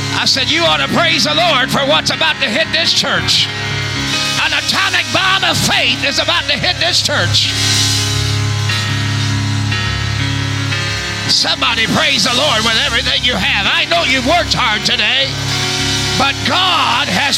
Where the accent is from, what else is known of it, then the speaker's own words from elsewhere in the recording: Texas, United States; I'm from Texas